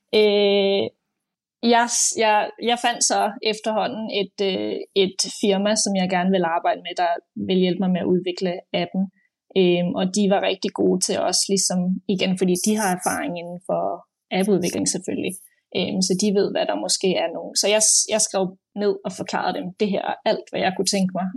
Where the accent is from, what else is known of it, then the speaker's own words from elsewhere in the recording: Denmark; moved away as an adult; also born or lived in Copenhagen, Denmark; now in London, United Kingdom; jeg er født og opvokset i Danmark, øh, og øh, boede i København også mange år